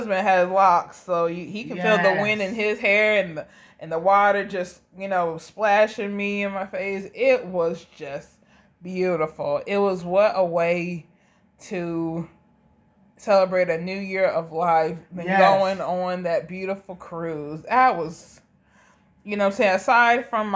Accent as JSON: {"language": "English", "town": "Akron", "region": "Ohio", "country": "United States", "tie": "born or raised there", "moved": "yes", "said": "my husband took me to my hometown"}